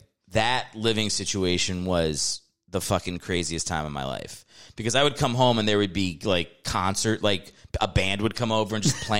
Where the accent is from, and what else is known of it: Virginia, United States